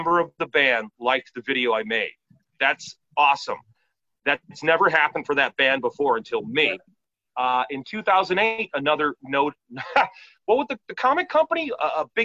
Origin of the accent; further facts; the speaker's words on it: Chicago, Illinois, United States; growing up on the South Side of Chicago